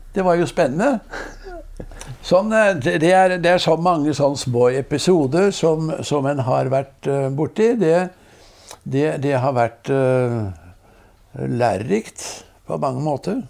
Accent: Risør, Agder, Norway; vi vokste opp i, i Risør

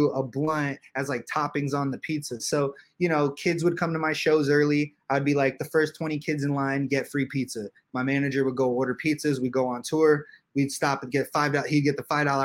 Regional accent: Los Angeles, California, United States; I grew up in Hollywood

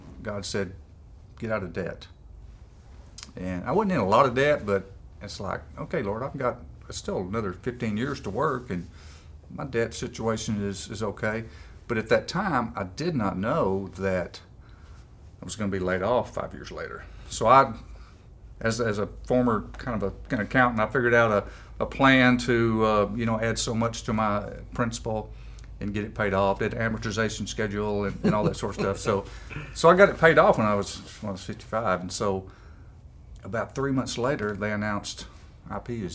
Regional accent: Malvern, Arkansas, United States; also born or lived in Bismarck, Arkansas; I grew up in Malvern, Arkansas, not too far down the road from here

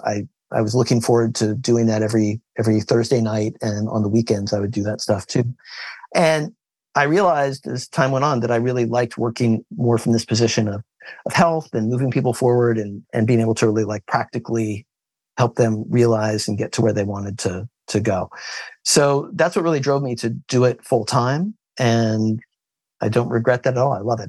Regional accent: Kansas, United States; I was born in Kansas

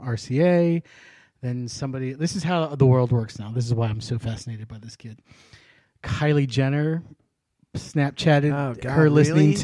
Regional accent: El Paso, Texas, United States; my hometown gets knocked a lot, it's in a lot of controversy right now with the wall

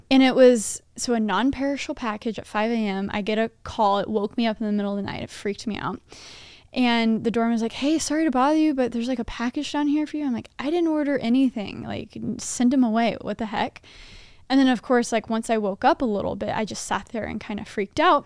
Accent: Texas, United States; moved away; I'm from Texas too

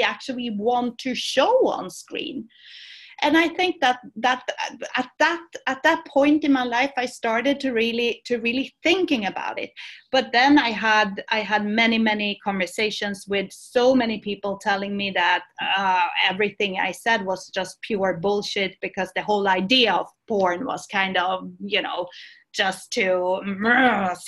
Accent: Sweden; moved away as an adult; now in Barcelona, Spain; I was born in Sweden, and I went to university in Sweden. But then I came down here to the south of Europe, to Barcelona.

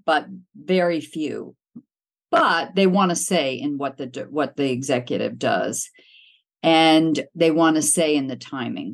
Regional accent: outside of Pittsburgh, Pennsylvania, United States; moved away as an adult; also born or lived in Cincinnati, Ohio / Los Angeles / London; I was born in Ohio, in Cincinnati, but I grew up outside of Pittsburgh

